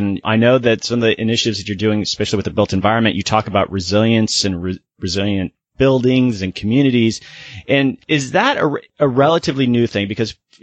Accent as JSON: {"language": "English", "region": "Florida", "country": "United States", "said": "I'm from Florida"}